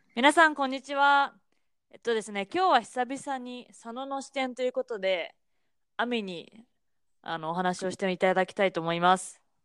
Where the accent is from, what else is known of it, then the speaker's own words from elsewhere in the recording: Japan; moved away as an adult; now in United States; 私は、まあ、もちろん日本で育ったわけだけど